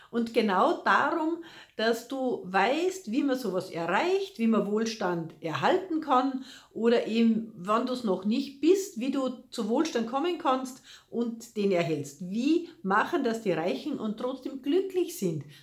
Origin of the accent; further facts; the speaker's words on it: Salzburg, Austria; ob es die Festung Hohen Salzburg ist, also ich bin ja aus Salzburg, gell, ganz egal